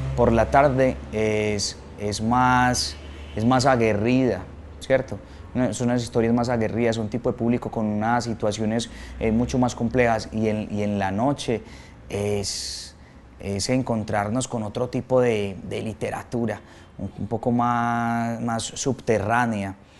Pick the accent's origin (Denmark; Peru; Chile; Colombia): Colombia; Colombians or Paisas, Antioquia; somos nosotros los colombianos o los paisas